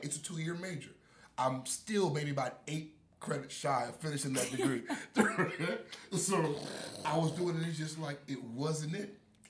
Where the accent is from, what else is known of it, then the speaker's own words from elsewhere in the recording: North Miami, Florida, United States; growing up in South Florida, so I grew up in North Miami.